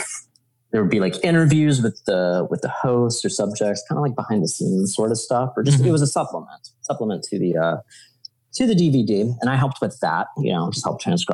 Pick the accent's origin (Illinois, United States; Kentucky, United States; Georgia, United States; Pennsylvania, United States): Georgia, United States; Atlanta; moved away as an adult; now in New York, United States; where I grew up in Georgia.